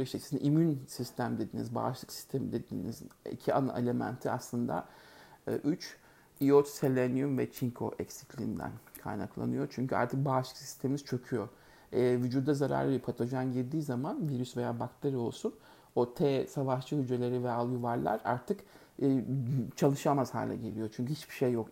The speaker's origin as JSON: {"language": "Turkish", "country": "Turkey", "moved": "yes"}